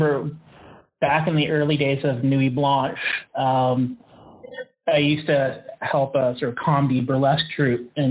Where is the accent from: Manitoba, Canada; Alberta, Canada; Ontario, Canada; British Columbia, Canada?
Ontario, Canada; Cambridge; I grew up in Cambridge, which is, like, right next to Waterloo